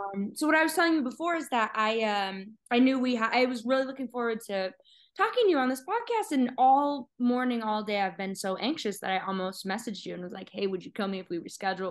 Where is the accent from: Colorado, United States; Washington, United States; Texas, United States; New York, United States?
Colorado, United States; Littleton; moved away; I'm from Littleton, so right outside of Denver, um, most people uh, obviously know Littleton from Columbine, which you know uh, was a traumatic event for all of us Littleton kids.